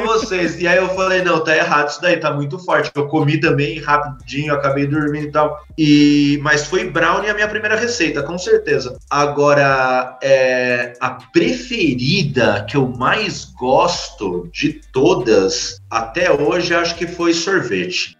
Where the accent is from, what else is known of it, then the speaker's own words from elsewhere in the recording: São Paulo, Brazil; um alô pro Capão Redondo